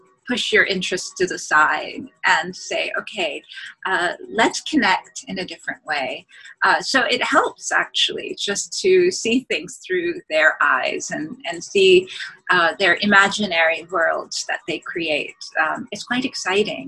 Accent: Beirut, Beirut Governorate, Lebanon; moved away as an adult; also born or lived in Greece / Washington DC, United States; now in Hawaii, United States; when I moved back from Greece as a four-year-old, I was only 5 days old when I was flown out of Beirut

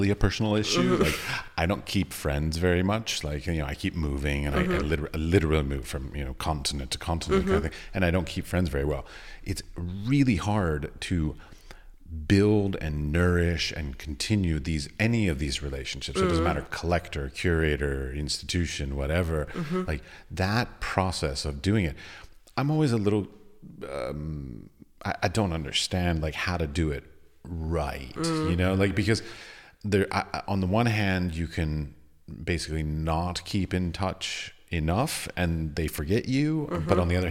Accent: Washington, District of Columbia, United States; moved away as an adult; also born or lived in Middle East; now in Prague, Czech Republic; I grew up in Washington, D.C.

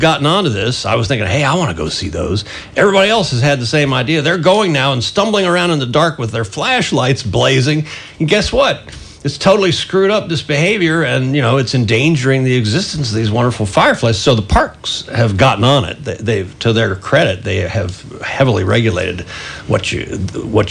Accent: Virginia, United States; now in California, United States; I grew up in Virginia

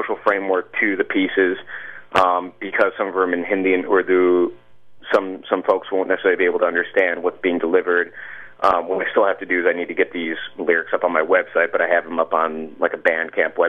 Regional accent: United States; I was born in America and, you know, I'm an Indian American

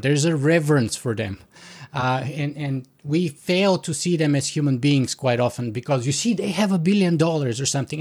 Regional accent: Canada; as a Canadian

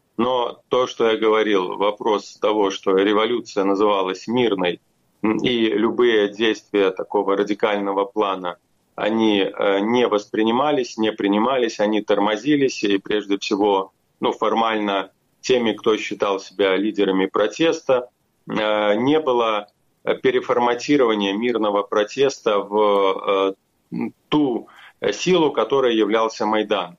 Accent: Belarus; в нашей стране

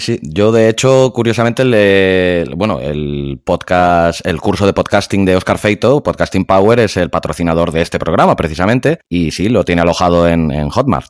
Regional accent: Catalonia, Spain; yo soy yo soy catalán, vivo en Cataluña

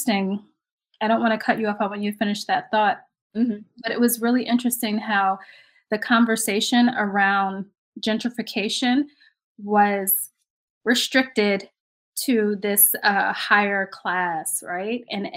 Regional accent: New York City, New York, United States; I grew up in Brooklyn. I grew up in the projects in Brooklyn

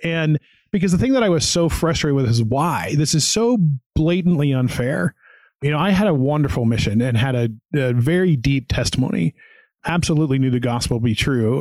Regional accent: small town outside Knoxville, Tennessee, United States; I'm from a small town in Tennessee outside of Knoxville, Tennessee, and so was born and raised there

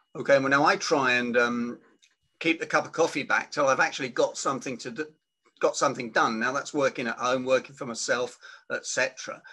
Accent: United Kingdom; I'm British

